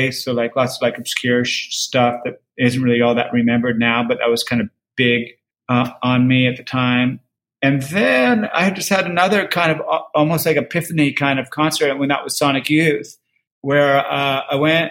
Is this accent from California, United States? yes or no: yes; Berkeley, California, United States; now in Los Angeles, United States; I was born and I grew up and I went to college in Berkeley.